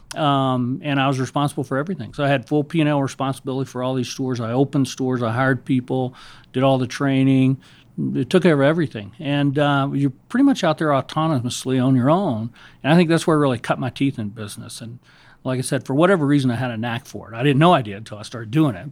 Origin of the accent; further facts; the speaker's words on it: Savannah, Georgia, United States; I grew up in Savannah, Georgia, in the South